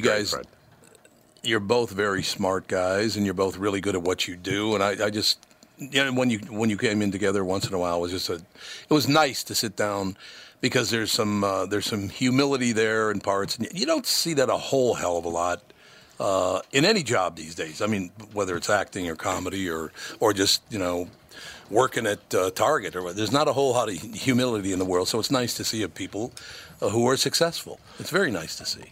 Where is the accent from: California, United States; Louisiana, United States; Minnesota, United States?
Minnesota, United States; I was born here. I love Minnesota. I grew up in Minnesota